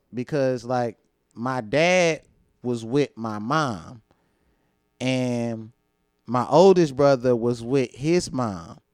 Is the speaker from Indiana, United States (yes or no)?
no; St. Louis, Missouri, United States; I'm from St. Louis, Missouri, the North Side, the treach the most treacherous part of St. Louis